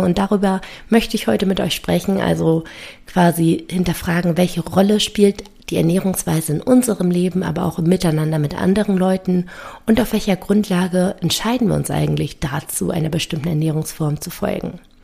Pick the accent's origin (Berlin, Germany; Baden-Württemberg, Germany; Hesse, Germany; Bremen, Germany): Berlin, Germany; komme ich aus Berlin